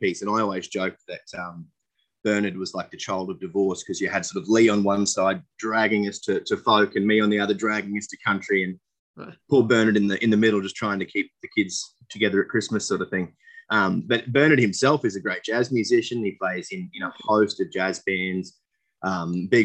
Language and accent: English; Dalby, Queensland, Australia; I grew up in Dolby, which we had about 9,000 people out there.